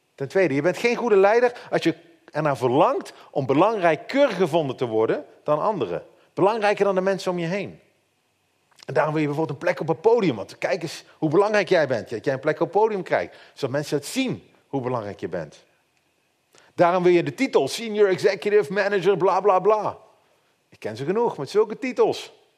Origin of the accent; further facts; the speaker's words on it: Netherlands; En als Nederlander hebben wij van nature altijd heel makkelijk heel veel kritiek op leiding.